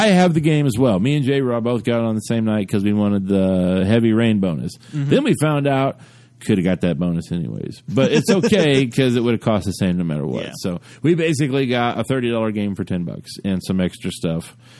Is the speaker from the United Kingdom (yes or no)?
yes; United Kingdom; I don't want to do that. I'm British and I'm nice.